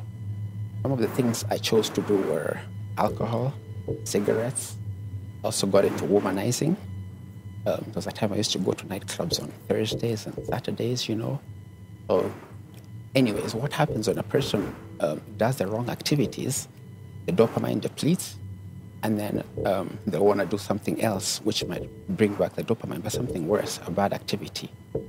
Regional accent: Nairobi, Kenya; also born or lived in Italy / Canada; But I grew up in Nairobi. And my father was a diplomat. So we got a chance to travel around the world. So I grew up partly in Italy, and also in Canada.

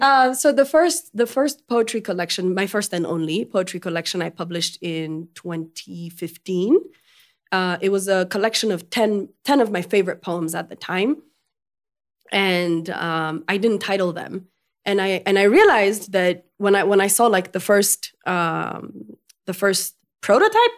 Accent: Ethiopia; first language French; English is a second language; Amharic, of course, because I was born and raised in Ethiopia. Um, my, my first tongue was French, though

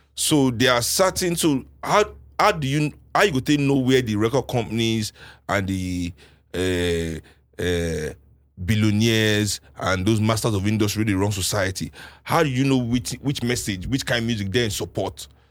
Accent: Nigeria; as a Nigerian, sitting with Nigerians

